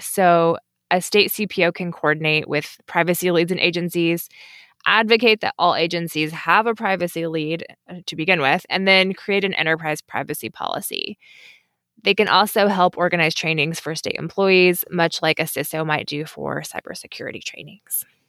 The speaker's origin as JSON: {"language": "English", "region": "Kentucky", "country": "United States", "tie": "born or raised there", "also_born_or_lived": "Washington, D.C. / Indonesia", "moved": "as an adult", "said": "I knew I wanted to move back to my home state of Kentucky"}